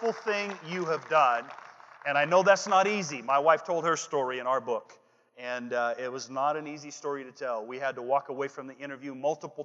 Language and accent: English; Washington, United States; also born or lived in Olympia, Washington; I am from Washington, the state, not the chaos. Okay, I live in Olympia, Washington